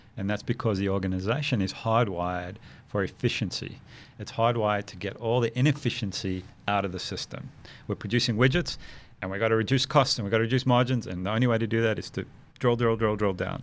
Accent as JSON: {"language": "English", "country": "South Africa", "tie": "born or raised there", "moved": "yes", "said": "growing up in South Africa"}